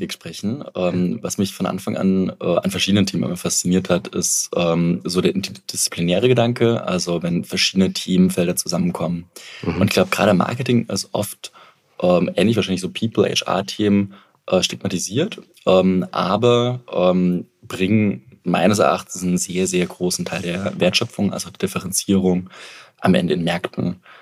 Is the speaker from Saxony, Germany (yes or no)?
yes; Dresden, Saxony, Germany; ich komme aus Dresden